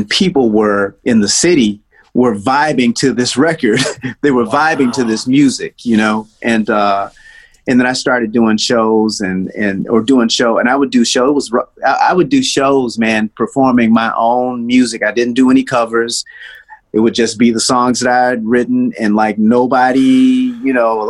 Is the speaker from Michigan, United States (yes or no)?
yes; Detroit, Michigan, United States; also born or lived in Nashville, Tennessee; Well, I was born in Nashville, and my family left Nashville when I was probably 4 years old, and then we moved to Detroit.